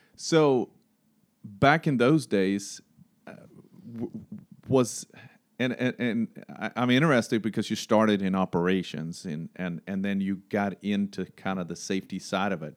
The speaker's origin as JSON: {"language": "English", "country": "Sweden", "moved": "yes", "lives_now": "Greensboro, United States", "said": "I'm from Sweden"}